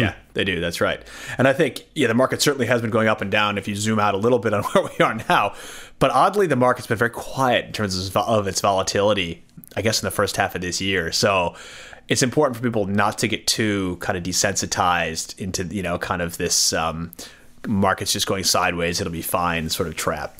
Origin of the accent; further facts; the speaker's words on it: United States; now in Australia; I'm from the States originally